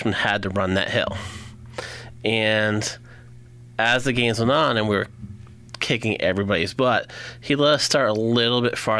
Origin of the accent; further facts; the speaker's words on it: Willimantic, Connecticut, United States; been here my whole life, haven't left at all.